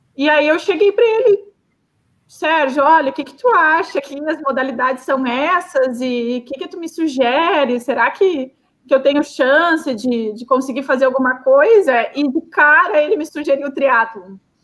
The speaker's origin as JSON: {"language": "Portuguese", "region": "Rio Grande do Sul", "country": "Brazil", "said": "sou gaúcha"}